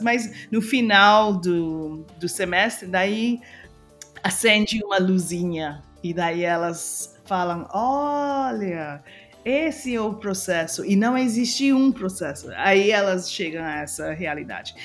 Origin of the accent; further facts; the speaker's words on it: Trinidad & Tobago; Portuguese is a second language; moved away as an adult; also born or lived in United States; eu sou de Trinidad e Tobago, mas eu estava morando nos Estados Unidos